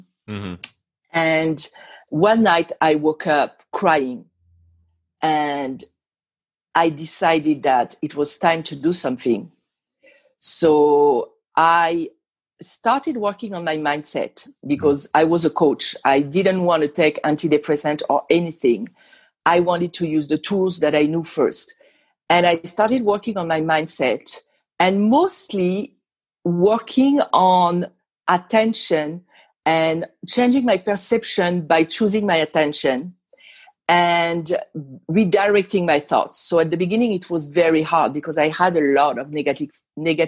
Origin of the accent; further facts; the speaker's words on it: Île-de-France, France; English is a second language; also born or lived in Normandy, France; now in Las Vegas, United States; I'm not from here. I'm originally from France